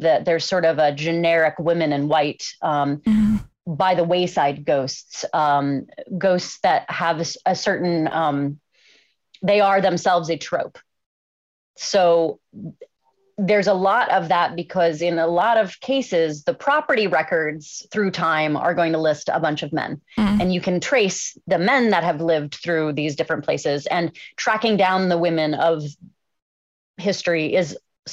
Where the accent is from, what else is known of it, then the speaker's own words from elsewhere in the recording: Cincinnati, Ohio, United States; my hometown of Cincinnati